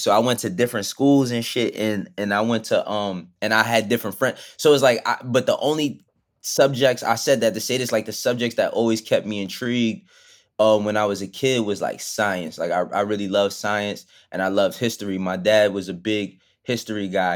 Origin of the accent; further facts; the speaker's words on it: New York City, New York, United States; also born or lived in Bronx, New York / Maryland; I was born in, in the Bronx and all that, but I grew up in Harlem from, like, my, from the time I was twelve. I moved to Harlem when I was twelve up until being an adult